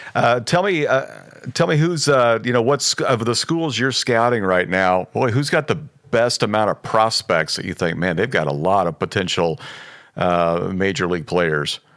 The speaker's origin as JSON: {"language": "English", "region": "Midwest", "country": "United States", "tie": "born or raised there", "moved": "yes", "lives_now": "Los Angeles, United States", "said": "even as a kid growing up in the Midwest"}